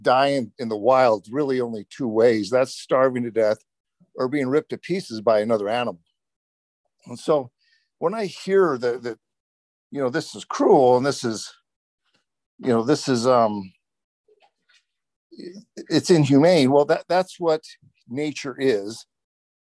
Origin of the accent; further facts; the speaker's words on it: Nevada, United States; as a young boy growing up in Nevada